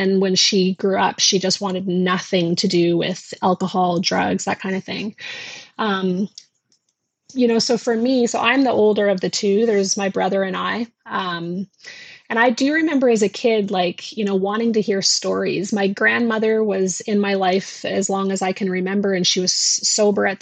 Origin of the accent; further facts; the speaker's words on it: Newfoundland and Labrador, Canada; We grew up in Labrador in a small town.